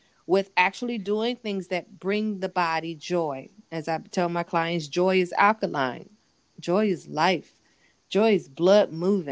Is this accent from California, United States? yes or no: yes; California, United States; moved away; where I grew up in California